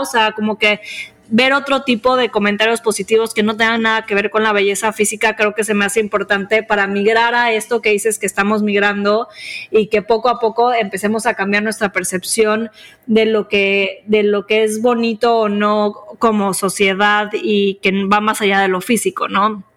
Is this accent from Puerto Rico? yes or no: no; Mexico; nosotros crecimos en México